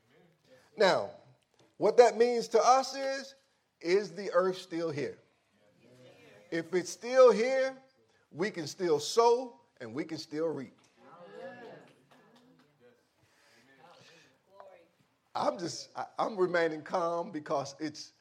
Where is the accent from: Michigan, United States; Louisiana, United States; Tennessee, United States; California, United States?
Louisiana, United States; growing up in Louisiana when my grandfather had a peanut.